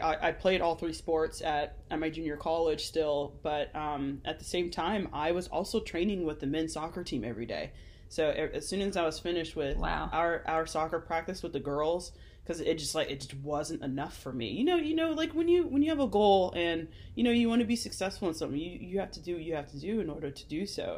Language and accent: English; Glendale, Arizona, United States; we grew up in Glendale, Arizona